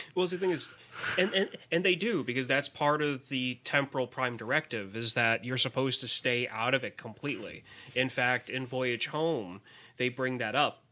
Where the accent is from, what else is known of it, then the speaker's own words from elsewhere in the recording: Bethlehem, Pennsylvania, United States; I am from Bethlehem, Pennsylvania